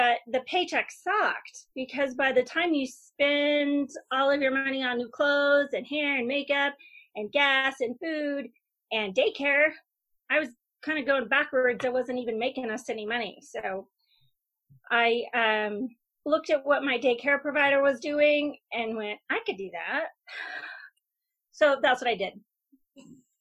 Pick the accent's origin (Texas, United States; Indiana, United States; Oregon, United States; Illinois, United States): Oregon, United States; Bend; moved away as an adult; move back to my hometown of Bend